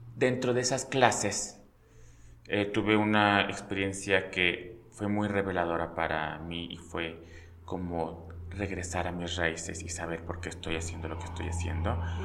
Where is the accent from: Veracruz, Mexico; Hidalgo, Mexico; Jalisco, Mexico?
Hidalgo, Mexico; Pachuca; yo soy de Pachuca, nací en Pachuca